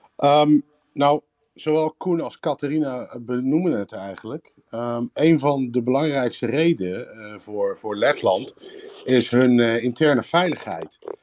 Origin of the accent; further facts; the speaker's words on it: Netherlands; moved away as an adult; now in Riga, Latvia; ik eh, woon en werk eh, zelf in Riga als Nederlander